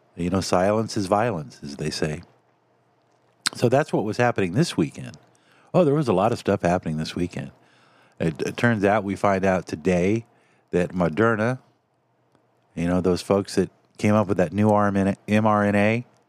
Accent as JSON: {"language": "English", "country": "United States", "said": "as an American because I love my country"}